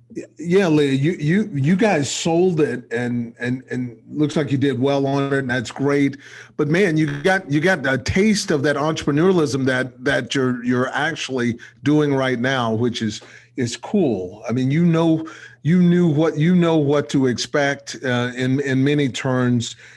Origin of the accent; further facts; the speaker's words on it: Texas, United States; I'm a Texan, so I grew up in Texas